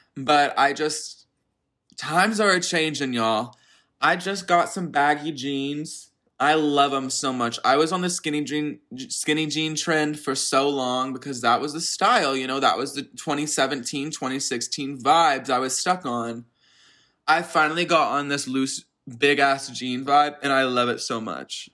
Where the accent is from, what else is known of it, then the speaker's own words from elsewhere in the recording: Dallas, Texas, United States; I'm from Dallas, Texas." Or so I say. I'm actually in the suburbs of Dallas